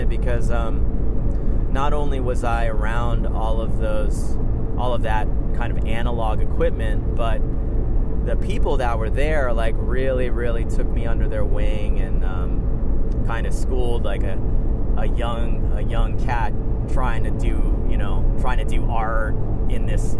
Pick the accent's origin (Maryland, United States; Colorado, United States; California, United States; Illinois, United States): Maryland, United States; Prince George's County; now in San Francisco Bay Area, United States; I grew up in Maryland, right outside of Washington, D.C., PG County.